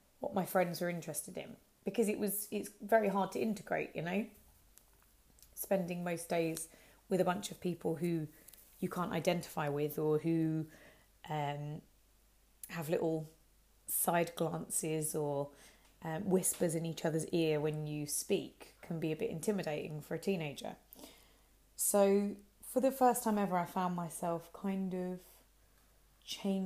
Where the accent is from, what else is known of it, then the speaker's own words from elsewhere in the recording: Hertford, East of England, United Kingdom; also born or lived in Harrow; my hometown was in Hartford